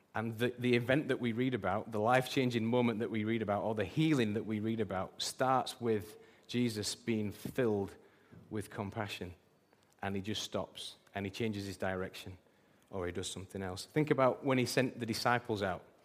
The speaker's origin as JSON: {"language": "English", "region": "England", "country": "United Kingdom", "said": "I'm British"}